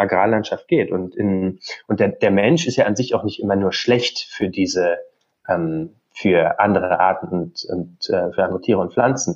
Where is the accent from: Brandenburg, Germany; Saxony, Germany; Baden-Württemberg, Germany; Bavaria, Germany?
Brandenburg, Germany; Also ich komme aus Brandenburg, ähm, bin da groß geworden, meine Eltern leben da immer noch